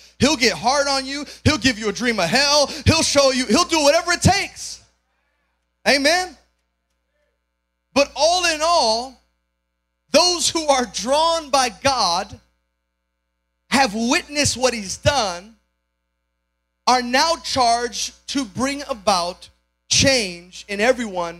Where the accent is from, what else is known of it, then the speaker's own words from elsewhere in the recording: Chicago, Illinois, United States; moved away as an adult; now in Georgia, United States; I was born and raised in Chicago, my wife and I as well